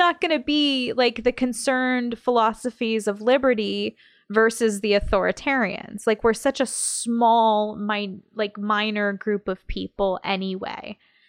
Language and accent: English; United States; As an American